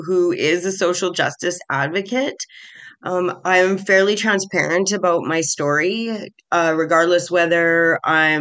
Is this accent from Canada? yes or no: yes; Canada; I was born in Canada. I'm second generation Russian on my dad's side. My mom's side, I'm eighth generation.